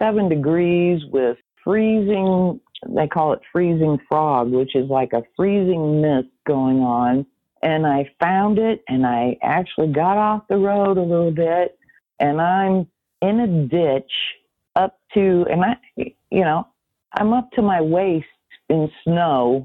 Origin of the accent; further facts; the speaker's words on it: Peoria, Illinois, United States; I'm from Peoria, Illinois